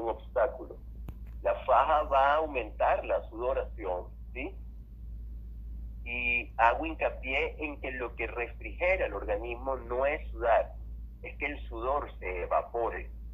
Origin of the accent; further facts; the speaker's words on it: Venezuela; Yo que soy venezolano y vivo en un clima cálido